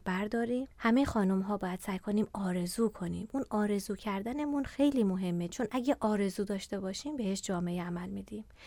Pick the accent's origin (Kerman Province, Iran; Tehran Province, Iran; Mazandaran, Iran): Mazandaran, Iran; Sari; تابستونا هم هر دو هفته بار از ساری 6 ساعت می اومدم مؤسسه فرهنگی ماهور